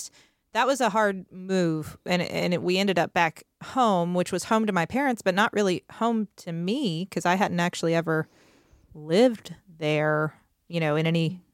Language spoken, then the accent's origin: English; Huntington, West Virginia, United States; Largely where I live now in Huntington, West Virginia.